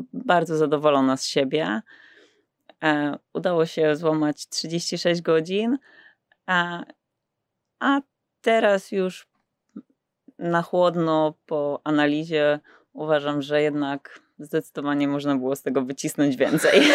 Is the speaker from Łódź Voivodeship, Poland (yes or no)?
yes; Pabianice, Łódź Voivodeship, Poland; Pochodzę z Pobianic, to mhm. też takie małe miasto, może nie takie małe, e, pod Łodzią